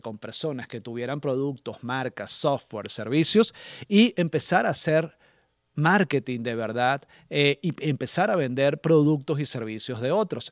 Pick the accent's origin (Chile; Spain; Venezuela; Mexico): Venezuela; moved away; estando en mi país de origen